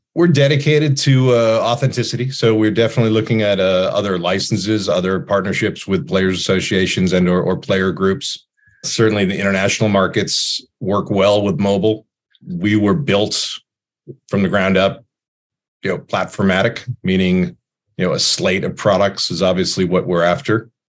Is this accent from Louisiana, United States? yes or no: no; Boston, Massachusetts, United States; I grew up in Boston